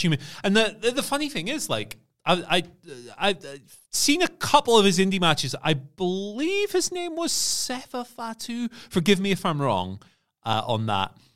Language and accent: English; Scotland, United Kingdom; as a Scottish person